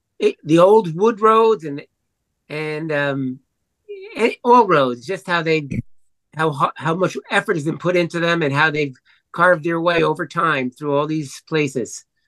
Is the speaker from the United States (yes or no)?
yes; New York City, New York, United States; I'm from the Bronx